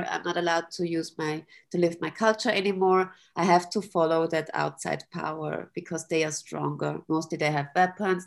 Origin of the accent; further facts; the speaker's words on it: Austria; moved away as an adult; also born or lived in Vienna, Austria / Taiwan; now in Zurich, Switzerland; I grew up in Austria in a small country, a uh, village